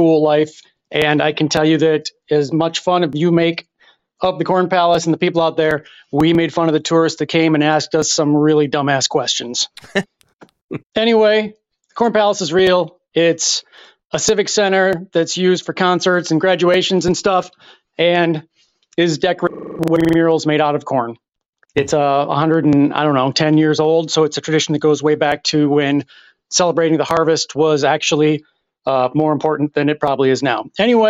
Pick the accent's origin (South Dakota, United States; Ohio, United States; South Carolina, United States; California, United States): South Dakota, United States; Mitchell; now in Syracuse, United States; living in Syracuse, New York, but I grew up in Mitchell, South Dakota, home of the world's only corn palace.